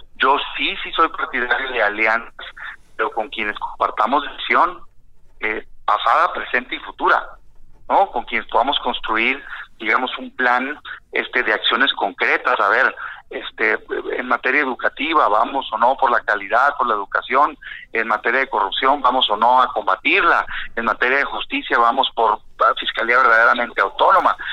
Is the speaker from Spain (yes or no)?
no; Mexico; como mexicano